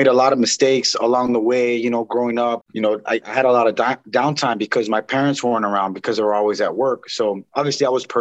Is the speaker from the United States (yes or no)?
yes; Santa Monica, California, United States; I was born and raised in Los Angeles in Santa Monica, California